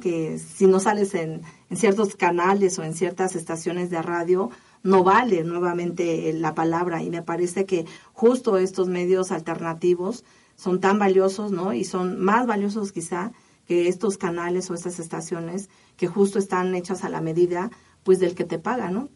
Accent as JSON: {"language": "Spanish", "country": "Mexico", "said": "todos somos mexicanos"}